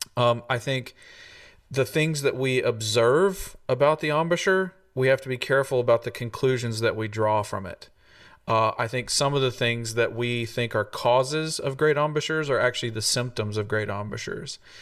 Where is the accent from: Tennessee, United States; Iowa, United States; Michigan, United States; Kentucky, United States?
Tennessee, United States; moved away as an adult; came to come back to my home state and plug into this wonderful university